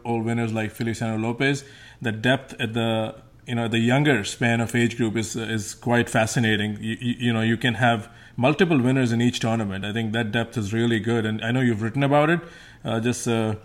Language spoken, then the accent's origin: English; India; growing up in India, we had in school, we would play cricket and tennis